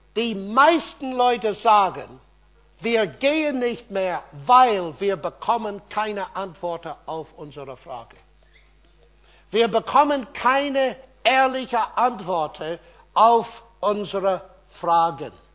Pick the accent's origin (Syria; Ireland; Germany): Ireland; German is a second language; moved away; Irland, mein Heimatland